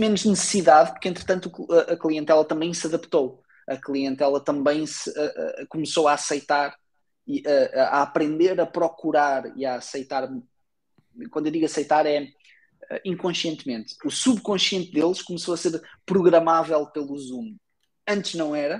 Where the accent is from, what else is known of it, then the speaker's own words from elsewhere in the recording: Portugal; sou português